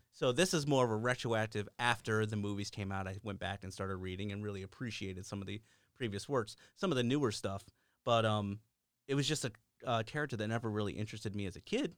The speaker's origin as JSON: {"language": "English", "town": "New Port Richey", "region": "Florida", "country": "United States", "tie": "born or raised there", "said": "where I grew up was in Newport Richey, Florida"}